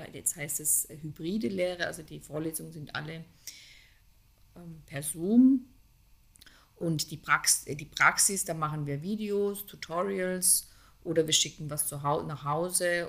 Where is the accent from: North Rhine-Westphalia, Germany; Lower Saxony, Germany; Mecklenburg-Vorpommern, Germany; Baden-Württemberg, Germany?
Baden-Württemberg, Germany; Konstanz; in dem Ort, wo ich aufgewachsen bin, in Konstanz am Bodensee